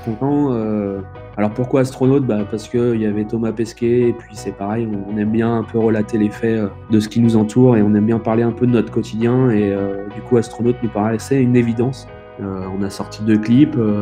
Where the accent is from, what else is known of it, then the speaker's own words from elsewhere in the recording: Vendée, Pays de la Loire, France; on est issu du, de Vendée